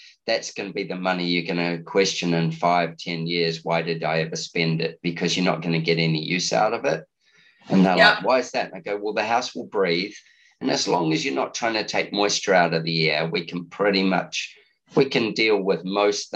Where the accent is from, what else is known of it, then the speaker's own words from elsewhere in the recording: New Zealand; now in Australia; When you live in a continent like Australia, even though I'm a Kiwi